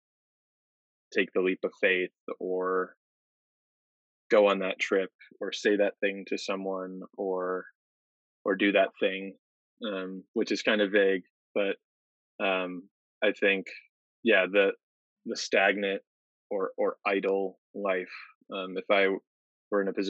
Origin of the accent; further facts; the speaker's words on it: Arizona, United States; I'm originally from Arizona